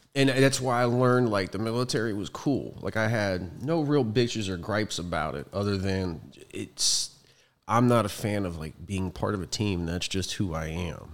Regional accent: Youngstown, Ohio, United States; moved away; I'm originally from Ohio, Northeast Ohio, Youngstown, a little, little dead steel city

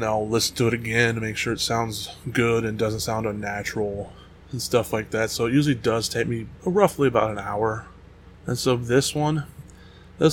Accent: United States; I'm American

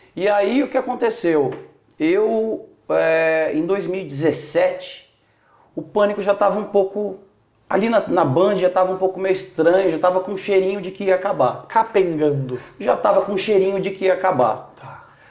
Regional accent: Itanhandu, Minas Gerais, Brazil; moved away as an adult; also born or lived in São Paulo; Itanhandu, Minas Gerais. Ok. Sul de Minas.

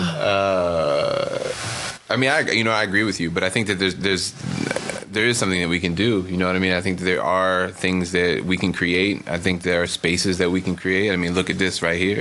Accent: Maryland, United States; also born or lived in Brooklyn, New York; now in Oakland, United States; originally from Maryland. Lived in Brooklyn for ten years

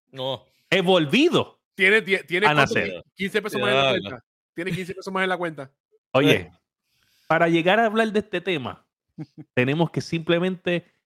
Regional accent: Puerto Rico; Es disparate, papá, pero yo soy boricua.

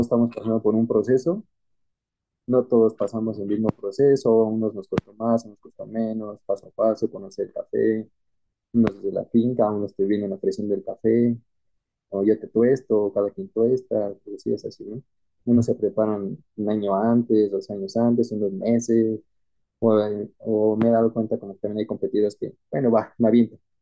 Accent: Mexico

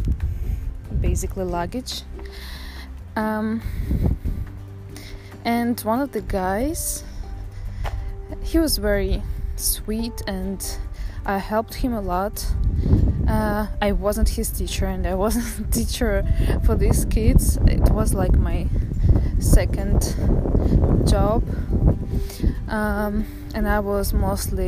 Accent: Saint Petersburg, Russia; moved away as an adult; now in Netherlands; I found myself in the Netherlands, because I'm from St. Petersburg. It's a huge and marvelous city in Russia.

